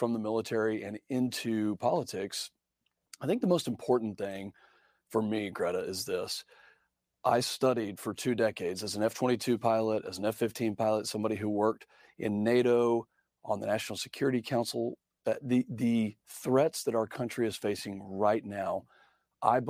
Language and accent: English; San Angelo, Texas, United States; I grew up in Texas and came from a ranching family, and so know the agriculture side of business, and am from San Angelo, Texas